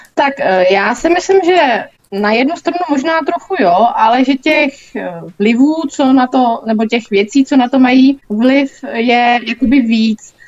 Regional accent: Mladá Boleslav, Central Bohemian Region, Czechia; jsem z Mladý Boleslavi

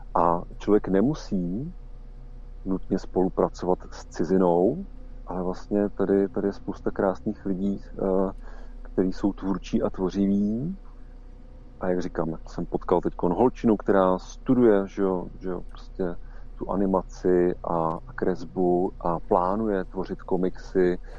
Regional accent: Czechia; ale my tady máme prostě domácí prostředí a máme naší mentalitu

